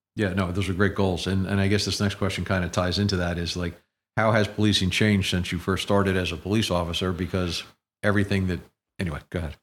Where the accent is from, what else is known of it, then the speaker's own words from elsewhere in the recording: Princeton, New Jersey, United States; growing up in the community, when I was much younger